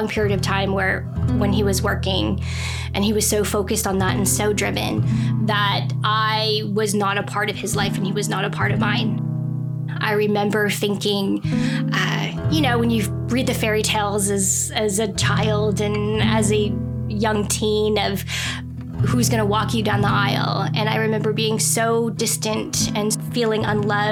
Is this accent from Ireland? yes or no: no; about 7 hours northwest of Rochester, New York, Ontario, Canada; My parents and I were raised about 7 hours northwest of Rochester, New York